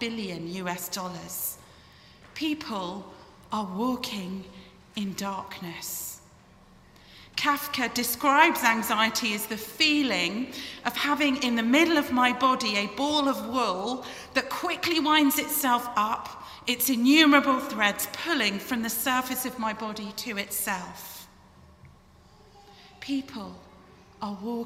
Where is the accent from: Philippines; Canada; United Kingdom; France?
United Kingdom; England; moved away; You can probably tell from my accent that I hail from the United Kingdom